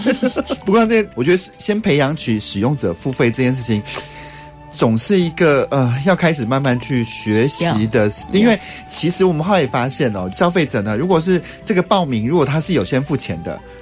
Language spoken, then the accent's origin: Chinese; Taichung, Taiwan; 我们台中人